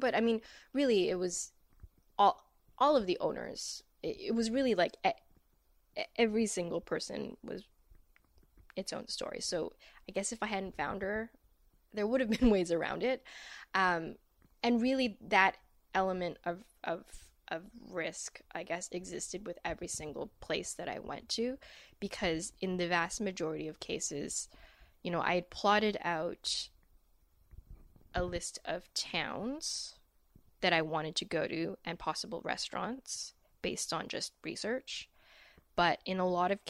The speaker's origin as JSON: {"language": "English", "town": "Vancouver", "region": "British Columbia", "country": "Canada", "tie": "born or raised there", "said": "I grew up in Vancouver"}